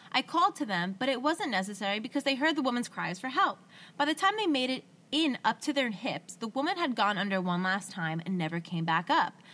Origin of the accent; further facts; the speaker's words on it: United States; I grew up on Lake Michigan, and back when I was in school, we'd spend pretty much every night out on the beach or in the dunes.